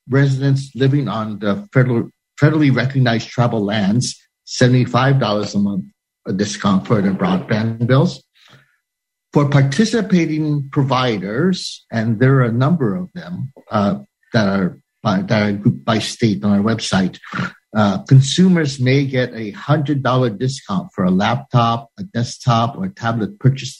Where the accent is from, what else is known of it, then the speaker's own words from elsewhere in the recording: Hawaii, United States; now in Washington, D.C., United States; aloha from Hawaii, my home state, so far away from Washington, D.C.